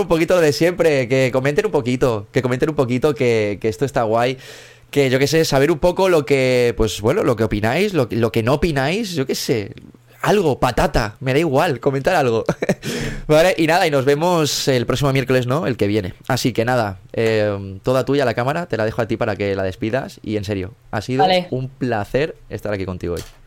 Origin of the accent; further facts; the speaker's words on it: Mallorca, Balearic Islands, Spain; yo, soy de Mallorca, yo vivo aquí en, Mallorca